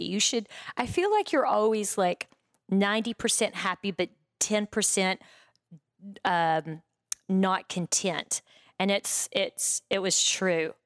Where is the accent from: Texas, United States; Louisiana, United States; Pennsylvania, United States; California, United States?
Texas, United States; Breckenridge; moved away as an adult; also born or lived in New York; now in Los Angeles, United States; I grew up, um, in a small town in West Texas called Breckenridge